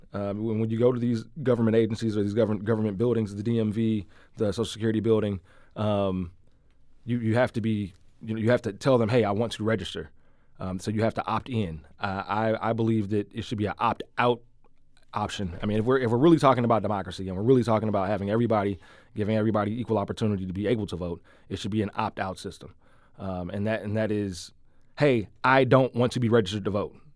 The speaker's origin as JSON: {"language": "English", "town": "St. Louis", "region": "Missouri", "country": "United States", "tie": "born or raised there", "said": "I grew up in the loop in the West End in Dogtown"}